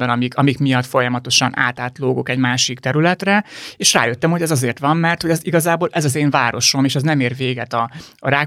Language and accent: Hungarian; Arad, Arad County, Romania; also born or lived in Budapest (Erzsébetváros); now in Budapest, Hungary; Aradi vagyok, ha azt nézzük, Aradi.